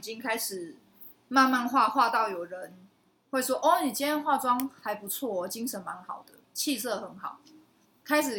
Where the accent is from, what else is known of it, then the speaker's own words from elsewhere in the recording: Kaohsiung, Taiwan; 卡钩顶就是你知道小时候在高雄啊，高雄就是会有一个车骨镇，它是专门神明婚丧喜庆，然后会有出出阵的那个专门来跳舞给神明看的这样。